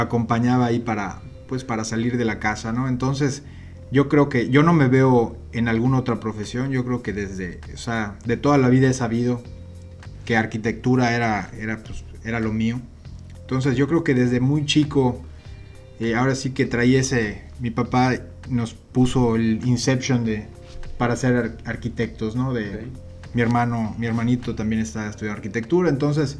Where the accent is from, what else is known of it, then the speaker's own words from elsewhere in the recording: Yucatán, Mexico; nosotros que somos yucatecos